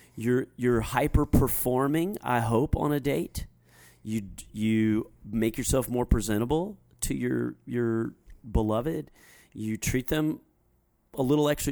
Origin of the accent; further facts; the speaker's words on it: United States; us as American Christians